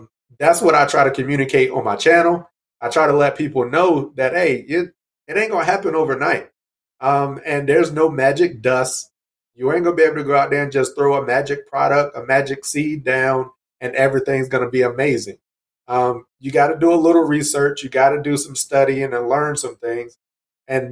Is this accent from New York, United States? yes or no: no; North Carolina, United States; I grew up in North Carolina